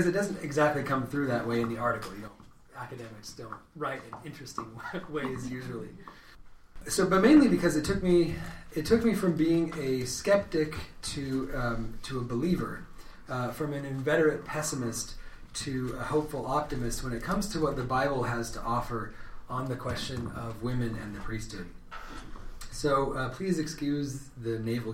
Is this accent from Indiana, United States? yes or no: no; Redding, California, United States; moved away as an adult; now in Athens, Ohio, United States; I'm from California. I'm from the north, though. Reading is the town that I grew up